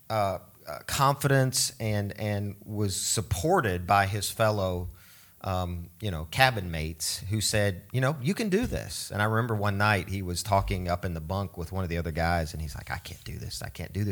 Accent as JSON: {"language": "English", "region": "Oregon", "country": "United States", "tie": "born or raised there", "also_born_or_lived": "Switzerland", "said": "growing up in Switzerland and then in Oregon, we didn't have television in our home."}